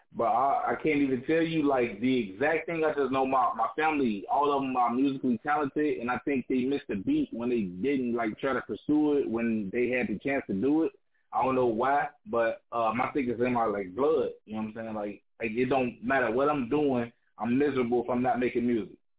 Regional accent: Chicago, Illinois, United States; I'm a rapper from Chicago

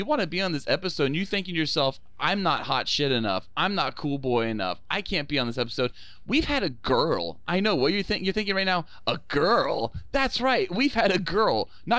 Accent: Sweden; I'm Jewish from Sweden.

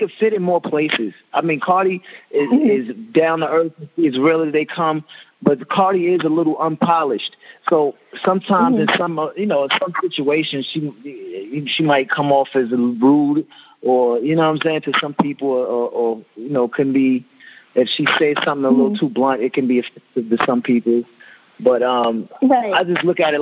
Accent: Long Island, New York, United States; I'm from Long Island

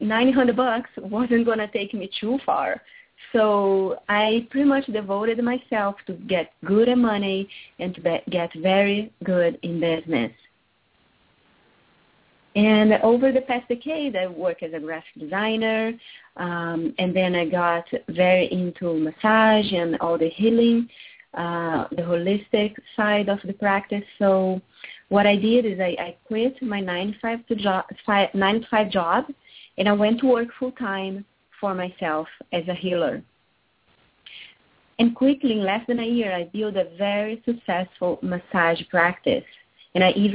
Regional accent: Rio de Janeiro, Brazil; moved away as an adult; I was born and raised in Rio de Janeiro, Brazil.

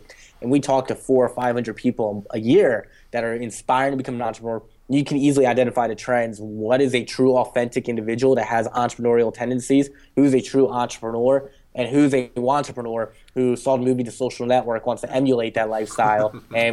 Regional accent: Jersey Shore, near Atlantic City, New Jersey, United States; I grew up right in the Jersey Shore, not necessarily where the show was originally from, but close to Atlantic City

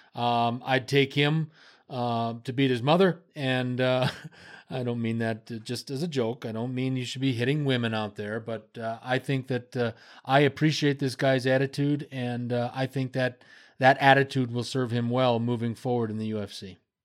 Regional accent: United States; moved away; It's my home country.

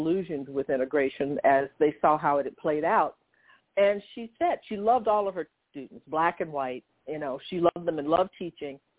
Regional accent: Conroe, Texas, United States; also born or lived in Livingston, Texas; I was born in Livingston, Texas myself, and then moved to Conroe as an infant

